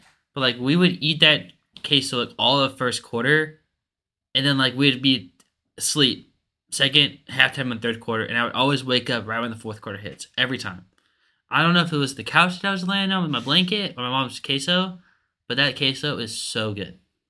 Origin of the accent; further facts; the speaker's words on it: Dallas, Texas, United States; moved away; so I'm from Dallas.